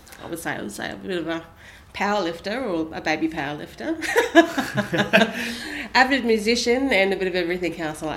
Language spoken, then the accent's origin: English; Australia; also born or lived in New Zealand; my mum's Australian, brought me back to Australia